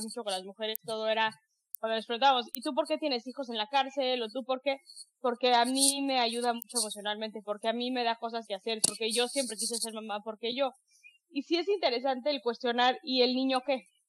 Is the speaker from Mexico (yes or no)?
yes; Mexico; me encantó que fuera en, en, en, en, en mi país